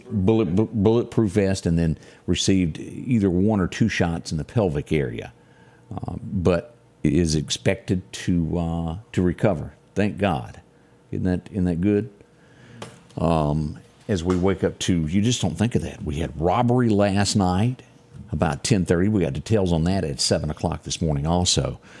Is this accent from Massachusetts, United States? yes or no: no; Macon, Mississippi, United States; also born or lived in Scooba, Mississippi; I was born in Macon, Mississippi, small hospital up there.